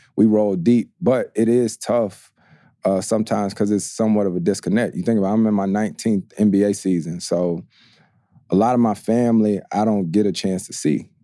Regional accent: North Carolina, United States; growing up in Carolina

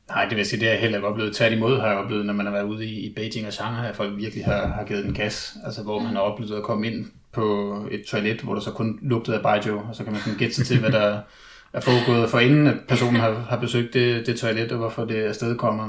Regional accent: Denmark; at være dansker

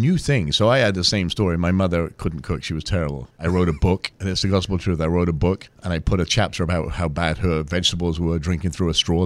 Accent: England, United Kingdom; now in United States; I grew up in England

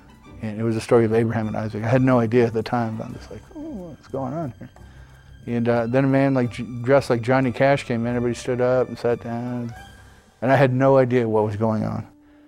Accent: Helena, Montana, United States; also born or lived in Seattle, Washington; they came back to Helena. And I grew up there

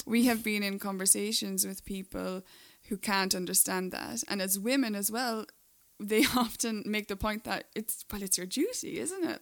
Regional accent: Ireland; moved away as an adult; also born or lived in Dubai; now in Los Angeles, United States; I'm the one with the accent. Uh, I'm Irish

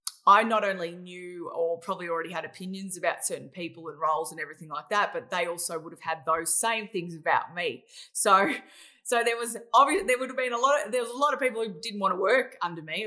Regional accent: Australia; I'm really an Australian, as you could probably hear by my voice

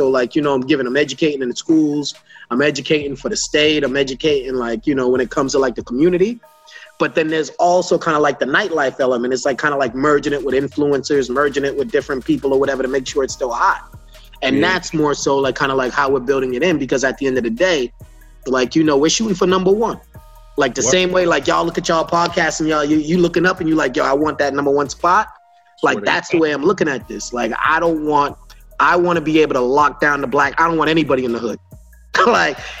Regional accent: Boston, Massachusetts, United States; I'm from Boston

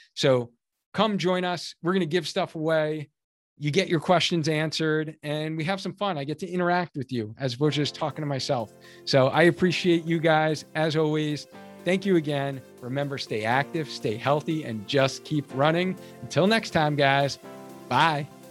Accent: Cheshire, Connecticut, United States; my hometown of Cheshire, Connecticut, where I live

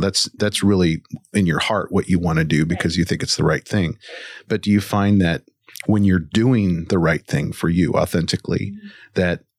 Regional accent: Washington, United States; And I come from Central Washington

